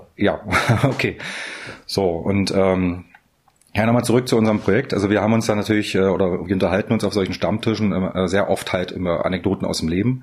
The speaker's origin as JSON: {"language": "German", "town": "Magdeburg", "region": "Saxony-Anhalt", "country": "Germany", "tie": "born or raised there", "said": "Ich bin gebürtiger Magdeburger."}